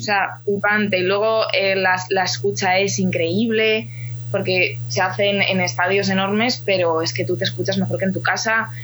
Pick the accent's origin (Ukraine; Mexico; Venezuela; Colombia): Ukraine; now in Spain; yo soy ucraniana